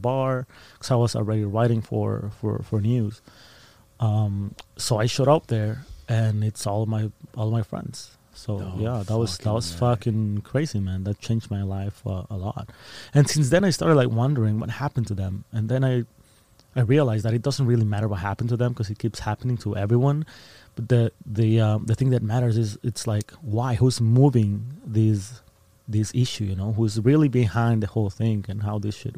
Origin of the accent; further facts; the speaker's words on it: Ciudad Juárez, Chihuahua, Mexico; also born or lived in Texas; I was born and raised in Ciudad Juarez, in this border city just across El Paso, Texas